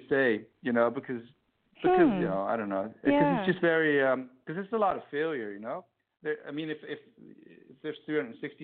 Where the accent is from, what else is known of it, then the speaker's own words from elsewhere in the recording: Groningen, Netherlands; now in Amsterdam, Netherlands; I'm from this city in the north of Holland called Groningen